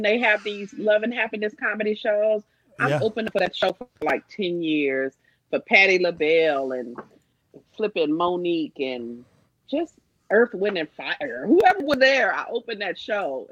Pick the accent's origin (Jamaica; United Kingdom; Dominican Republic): Jamaica; I'm a Jamaican.